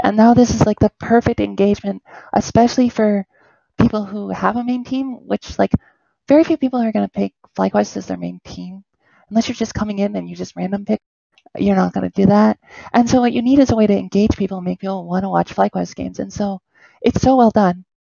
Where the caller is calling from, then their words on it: Toronto, Ontario, Canada; I'm calling from Toronto